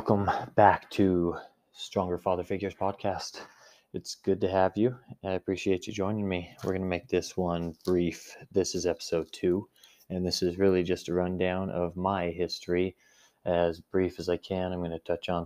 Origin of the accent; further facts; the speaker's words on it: Grand Junction, Colorado, United States; I'm from Grand Junction, Colorado, and I was born and raised in a strong LDS family